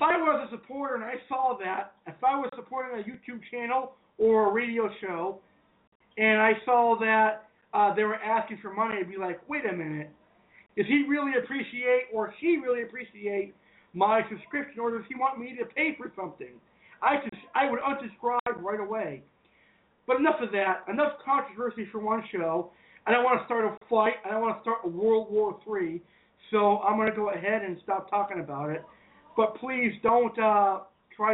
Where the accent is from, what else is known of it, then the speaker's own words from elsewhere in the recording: United States; I'm an American, I'm a hardworking American